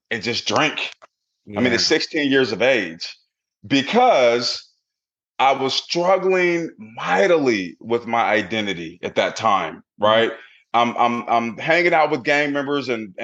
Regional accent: Portland, Oregon, United States; I grew up in Portland, Oregon in the 80s

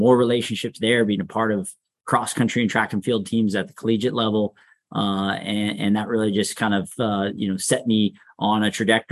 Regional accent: Sacramento, California, United States; definitely raised here in Sacramento. So local, really enjoyed growing up here. I grew up in the Arden Park area

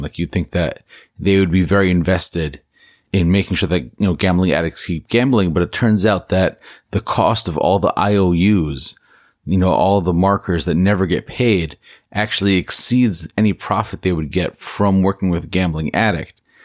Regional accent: New Jersey, United States; In my home state of New Jersey

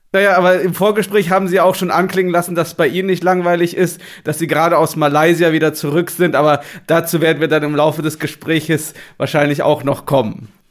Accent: Germany; wir als Deutsche

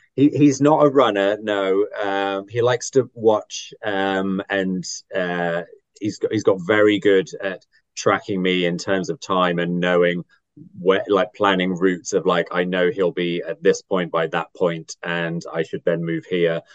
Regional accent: Athens, Attica, Greece; now in London, United Kingdom; I was born in Athens

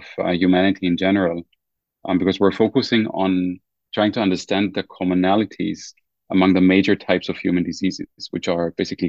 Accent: Germany; moved away as an adult; now in United States; I was born and raised in Germany, and I also started my undergraduate studies in Germany.

